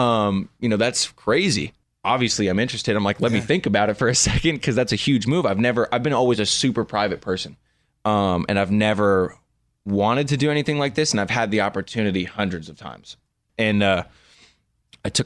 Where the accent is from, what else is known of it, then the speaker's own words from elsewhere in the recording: Malibu, California, United States; growing up in Malibu